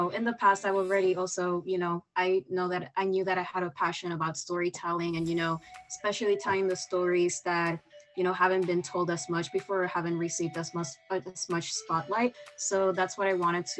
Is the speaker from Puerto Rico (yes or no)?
yes; Puerto Rico; moved away as an adult; now in New York, United States; I'm from Puerto Rico and I'm also half Dominican. So yeah, this is like my first time, you know, just living outside of the island.